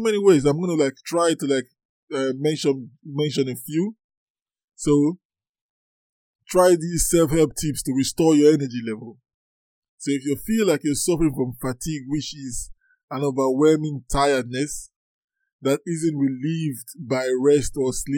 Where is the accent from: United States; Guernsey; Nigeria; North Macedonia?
Nigeria; I'm from Nigeria